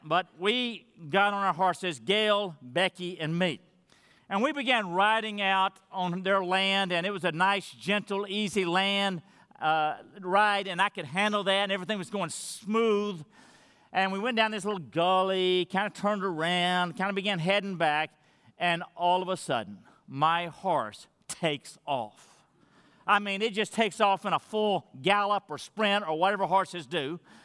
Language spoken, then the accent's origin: English; Madisonville, Texas, United States; moved away; Madisonville, Texas, where I'm from, to meet my family